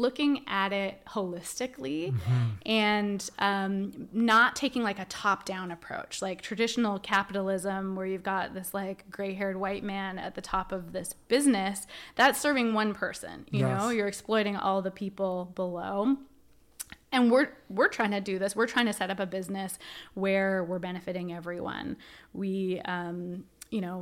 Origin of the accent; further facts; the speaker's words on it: Canada; I'm a Canadian